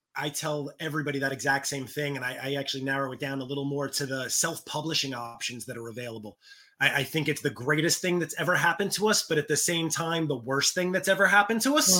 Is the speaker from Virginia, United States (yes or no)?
no; New York, United States; growing up in New York